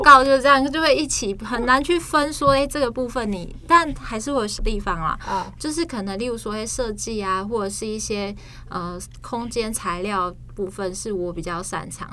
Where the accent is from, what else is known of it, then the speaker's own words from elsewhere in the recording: Kaohsiung, Taiwan; moved away as an adult; now in Taipei, Taiwan; 而且我那时候我是高雄人嘛